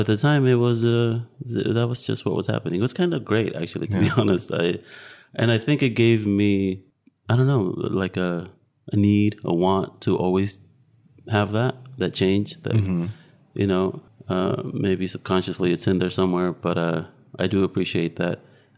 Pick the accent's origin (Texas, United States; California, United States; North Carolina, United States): California, United States; Modesto; I'm from Modesto, California.